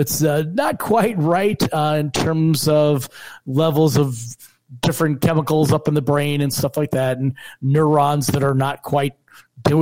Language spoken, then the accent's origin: English; New Jersey, United States; moved away as an adult; also born or lived in New York; now in Michigan, United States; I am originally from New Jersey.